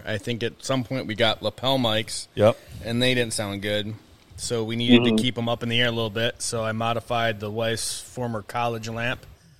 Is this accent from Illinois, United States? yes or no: no; Detroit, Michigan, United States; we're from Michigan, just outside of Detroit, and I like to four wheel Jeeps and stuff